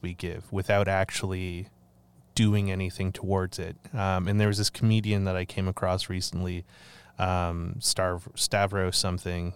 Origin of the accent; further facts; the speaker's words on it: Canada; I love my country and I'm grateful to live in in this land, um, but I don't know how I feel about being Canadian anymore